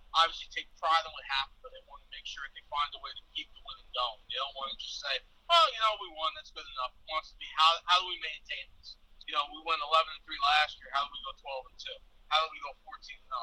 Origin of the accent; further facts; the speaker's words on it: New York, United States; moved away as an adult; now in Florida, United States; I'm from New York, so I am one of those out of state kids